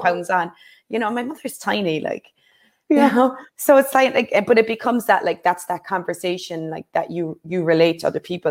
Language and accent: English; Ireland; growing up in Ireland